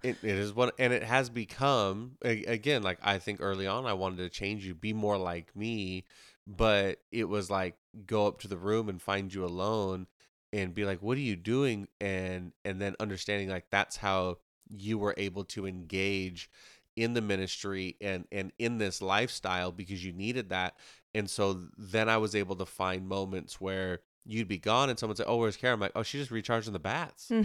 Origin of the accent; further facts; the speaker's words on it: Ocala, Florida, United States; also born or lived in Moody Island; growing up where we grew up in Ocala